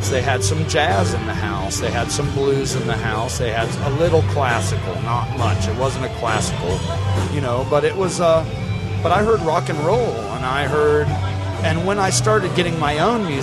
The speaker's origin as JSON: {"language": "English", "town": "Cedarville", "region": "Ohio", "country": "United States", "tie": "born or raised there", "said": "But I will say, uh, when I was young, I lived in Cedarville, okay. Ohio"}